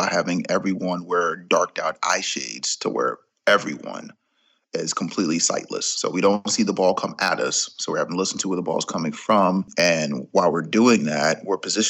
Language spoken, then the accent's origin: English; Jacksonville, Florida, United States; I'm from Jacksonville, Florida, 37 years old.